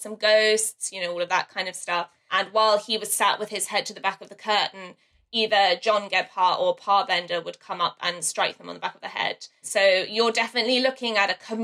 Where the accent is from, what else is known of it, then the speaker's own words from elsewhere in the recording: London, United Kingdom; I grew up in the London suburbs